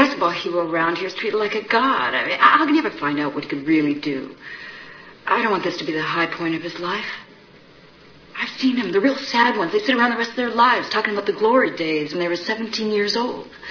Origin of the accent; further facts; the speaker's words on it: Indianapolis, Indiana, United States; born and raised in Indianapolis